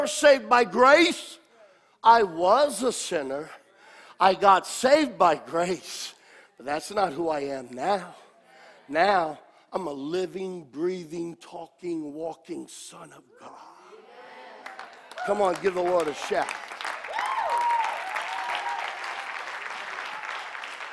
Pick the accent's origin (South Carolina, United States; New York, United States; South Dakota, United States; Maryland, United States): New York, United States; me as a New Yorker